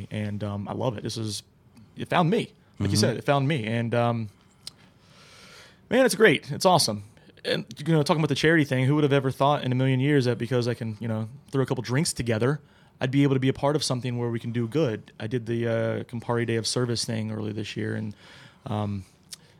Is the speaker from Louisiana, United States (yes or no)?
no; New Jersey, United States; now in Columbus, United States; I'm originally from New Jersey, so I went back to Jersey